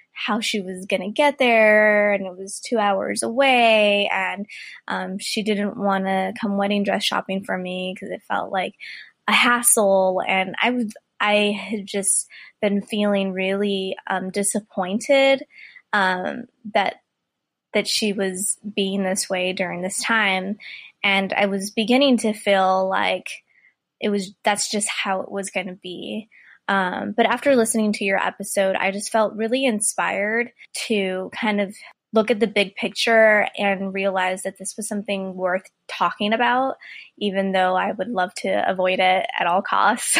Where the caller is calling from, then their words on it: California, United States; I am calling from California